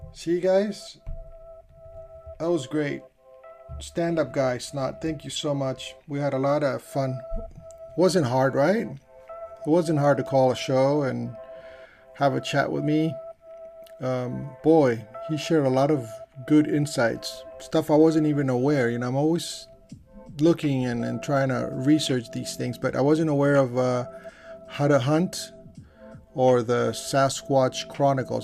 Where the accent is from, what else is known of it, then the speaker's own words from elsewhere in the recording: California, United States; I'm from California